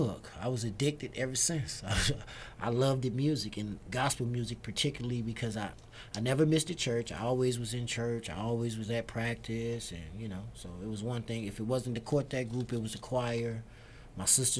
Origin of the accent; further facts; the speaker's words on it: Chicago, Illinois, United States; moved away as an adult; now in Las Vegas, United States; My hometown is Chicago, Chicago